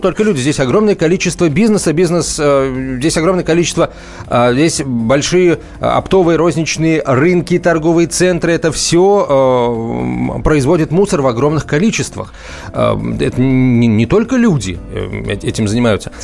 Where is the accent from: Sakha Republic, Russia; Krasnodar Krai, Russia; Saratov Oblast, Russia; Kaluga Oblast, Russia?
Saratov Oblast, Russia; now in Moscow, Russia; Я из Саратовской области